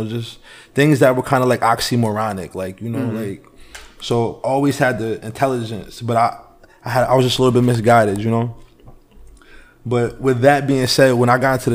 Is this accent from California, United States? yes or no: no; Peekskill, New York, United States; also born or lived in North Carolina / Poconos, Pennsylvania; I'm from a place called Peekskill, New York. That's a little bit about 50 minutes up from New York City, from the Bronx area.